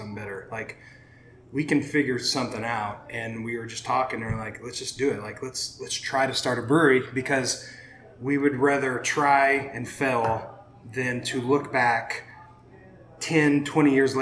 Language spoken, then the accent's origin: English; Shattuck, Oklahoma, United States; now in Oklahoma City, United States; Grew up in the metropolis of Shattuck, Oklahoma